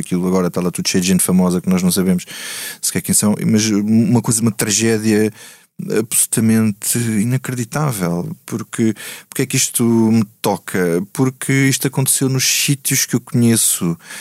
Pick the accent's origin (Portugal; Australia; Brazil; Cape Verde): Portugal; Grândola, Alentejo; minha terra